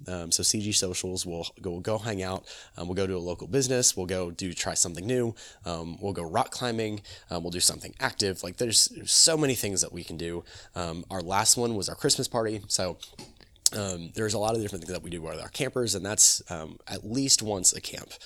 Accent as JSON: {"language": "English", "town": "Apopka", "region": "Florida", "country": "United States", "tie": "born or raised there", "also_born_or_lived": "Altamonte Springs", "said": "I'm born and raised in Apopka. I'm born and raised in this, in this community"}